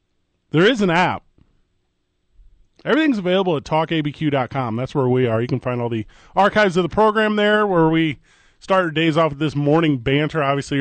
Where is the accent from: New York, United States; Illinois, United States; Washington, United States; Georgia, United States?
Illinois, United States; East St. Louis; now in Albuquerque, United States; I'm from St. Louis, Missouri, Vital